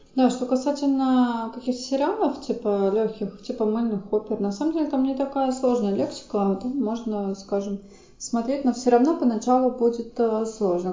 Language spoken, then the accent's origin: Russian; Saint Petersburg, Russia; я просто из Санкт-Петербурга, и там учили финский